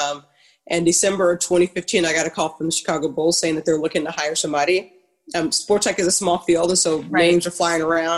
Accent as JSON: {"language": "English", "country": "Ghana", "also_born_or_lived": "Harrisonburg, Virginia", "moved": "yes", "lives_now": "United States", "said": "I'm originally from Ghana"}